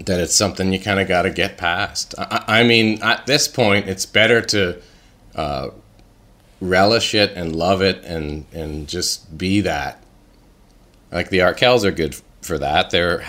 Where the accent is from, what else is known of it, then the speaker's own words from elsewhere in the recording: Canada; being a Canadian artist in Canada